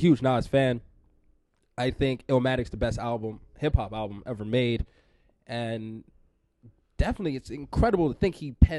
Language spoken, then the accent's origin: English; New York, United States; I grew up in New York.